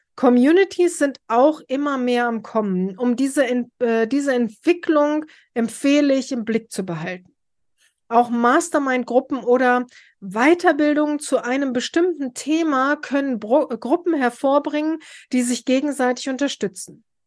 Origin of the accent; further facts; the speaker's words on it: Braunschweig, Lower Saxony, Germany; Bei uns in Braunschweig